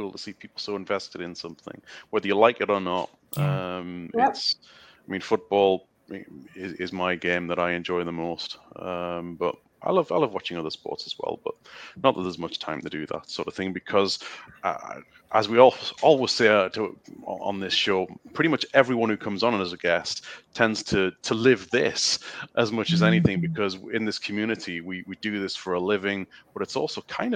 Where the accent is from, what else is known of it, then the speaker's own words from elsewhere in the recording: United Kingdom; in the UK, what you would call soccer in the States is our main sport